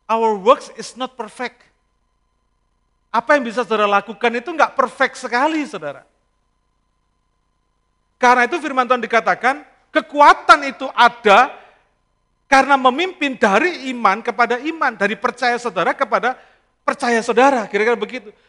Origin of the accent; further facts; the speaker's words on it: Indonesia; Lalu saya bilang kita dari Indonesia, saya bilang. Nah di negeri kita, saya bilang, kita selalu ngomong Assalamualaikum, saya bilang.